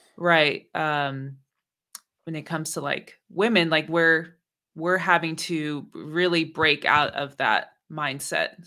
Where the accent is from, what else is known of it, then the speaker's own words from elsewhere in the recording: Bay Area, California, United States; also born or lived in Oakland; growing up in the Bay Area